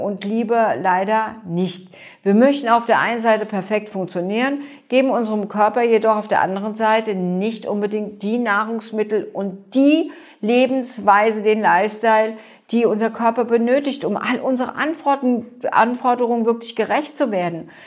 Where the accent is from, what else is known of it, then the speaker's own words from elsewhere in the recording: Germany; bei uns in Deutschland